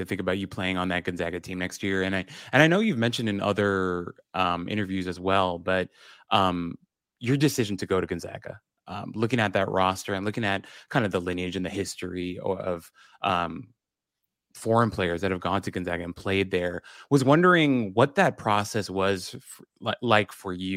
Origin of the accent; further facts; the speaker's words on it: United States; I'm Korean American, grew up in the States, but my parents are Korean